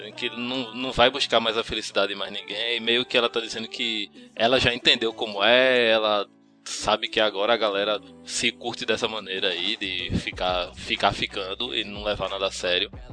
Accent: Pernambuco, Brazil; accent: pernambucano; aquele sotaque carregado pernambucano

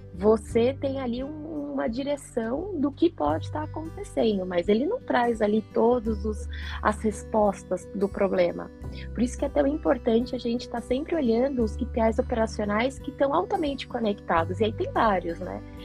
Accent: São Paulo, Brazil; moved away; also born or lived in Curitiba; nasci em São Paulo, mas me considero aí uma curitibana de coração, né? Morando lá e cá.

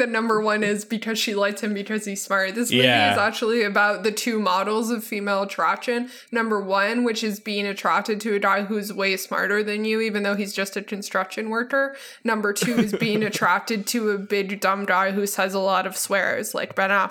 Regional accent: Canada; I'm Canadian

